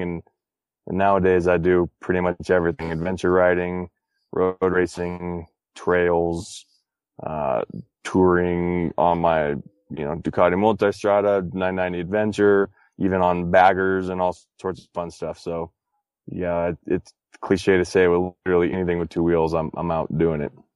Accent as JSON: {"language": "English", "region": "Texas", "country": "United States", "tie": "born or raised there", "said": "I grew up in Texas"}